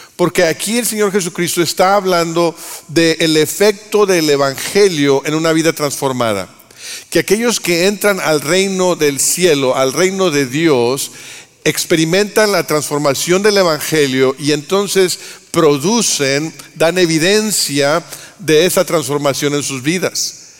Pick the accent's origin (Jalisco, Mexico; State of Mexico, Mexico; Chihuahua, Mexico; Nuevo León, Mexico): Nuevo León, Mexico; Monterrey; soy de Monterrey